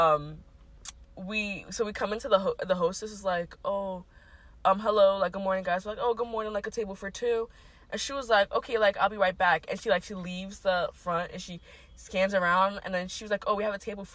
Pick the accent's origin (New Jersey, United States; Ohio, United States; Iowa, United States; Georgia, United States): New Jersey, United States; We're from Jersey